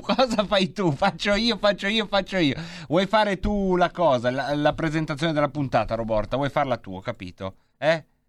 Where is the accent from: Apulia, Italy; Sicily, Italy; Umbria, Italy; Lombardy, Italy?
Lombardy, Italy; Dalle nostre parti si dice se fan